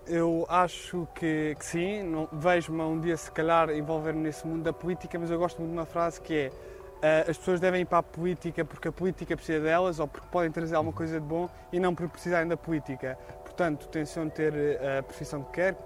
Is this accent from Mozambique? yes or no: no; Portugal; como portugueses que somos